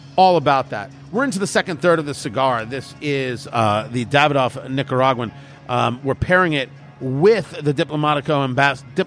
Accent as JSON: {"language": "English", "region": "New Jersey", "country": "United States", "tie": "born or raised there", "said": "I grew up in New Jersey"}